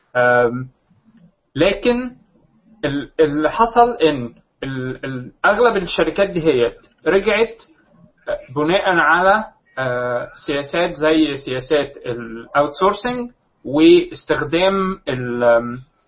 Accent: Egypt; عندنا في مصر

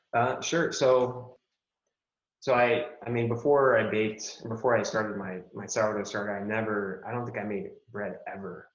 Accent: Albuquerque, New Mexico, United States; I grew up in, uh, I grew up here in the States, um, here in Albuquerque, New Mexico

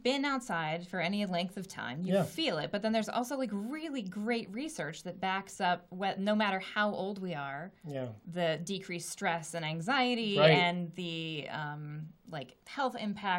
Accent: West Coast, United States; now in Medford, United States; I grew up on the West Coast.

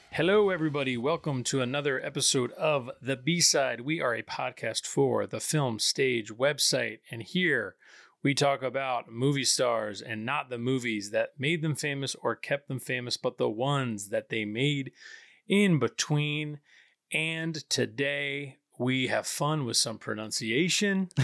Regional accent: just north of New York City, United States; I'm kinda near where I'm from, kind of in between where we're both from, actually, um, just north of New York City

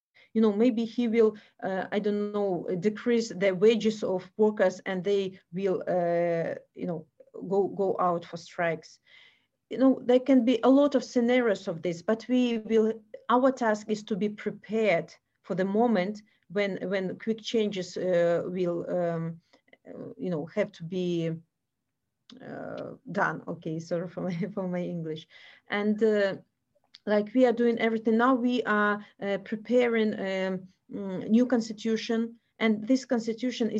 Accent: Belarus; we in Belarus

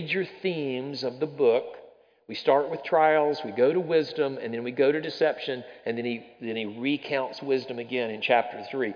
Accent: the South, United States; I'm from the South. Growing up in the South, we think we're wiser than anybody else out there is

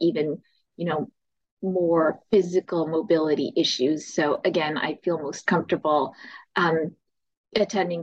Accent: Winnipeg, Manitoba, Canada; I'm from Winnipeg, Manitoba

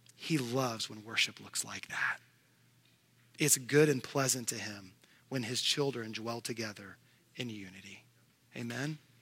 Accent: Houston, Texas, United States; now in Tennessee, United States; I'm living in Tennessee, but I grew up in Houston, Texas.

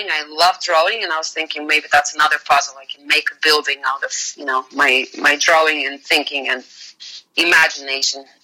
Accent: Bulgaria; English is a second language; moved away as an adult; now in United States; the moment I left Bulgaria

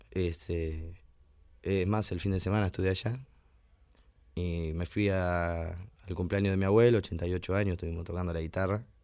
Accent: Navarro, Buenos Aires Province, Argentina; moved away as an adult; also born or lived in Cosquín / Mercedes; now in San Andrés de Giles, Argentina; Nacido en Navarro y criado allá. Y bueno, me crié un poquito en Buenos Aires, que mi papá se fue a trabajar, pero después este, retomamos otra vez los pagos cuando yo era chico.

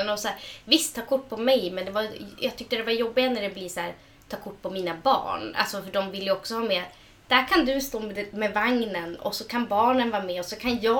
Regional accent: Sweden; men alltså jag menar för att vi är samer.

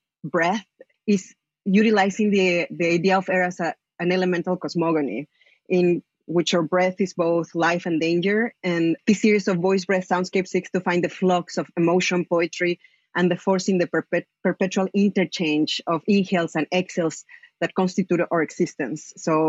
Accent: Mexico City, Mexico; now in Los Angeles, United States; I am from Mexico City, currently based in LA.

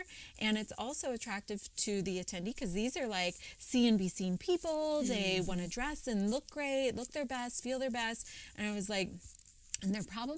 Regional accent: Cincinnati, Ohio, United States; moved away as an adult; also born or lived in Philadelphia; for the first time in my life, I moved away from Cincinnati

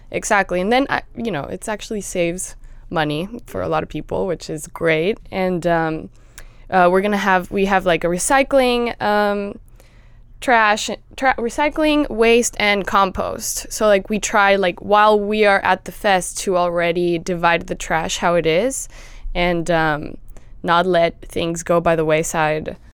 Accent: Mexico City, Mexico; now in Los Angeles, United States; I grew up in Mexico City

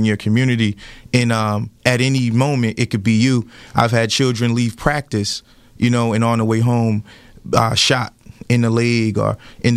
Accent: Paterson, New Jersey, United States; growing up in Paterson, New Jersey, a community, I grew up in projects

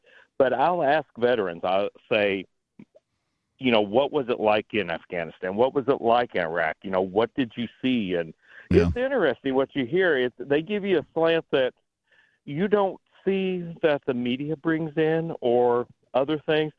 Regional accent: New Harmony, Indiana, United States; now in Kentucky, United States; I'm originally from New Harmony, Indiana area

